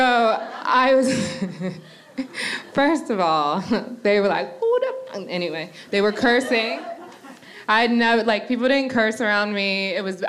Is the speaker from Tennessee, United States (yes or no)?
no; Annapolis, Maryland, United States; moved away as an adult; now in New York, United States; I'm from Annapolis, Maryland. And I've been in New York for the past 9 years. But when I was a little kid, so I grew up in a very white neighborhood